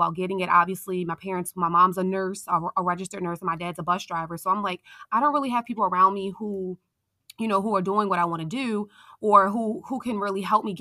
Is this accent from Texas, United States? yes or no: no; Baltimore, Maryland, United States; I am from Baltimore, Maryland